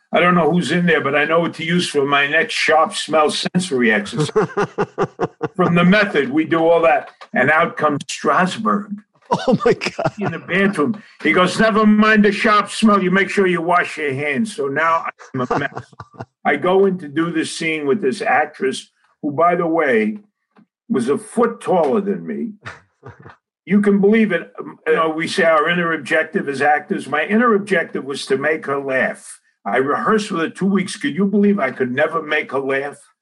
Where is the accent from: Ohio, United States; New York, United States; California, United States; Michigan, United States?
New York, United States; New York City; I'm from Sopranoville, Bensonhurst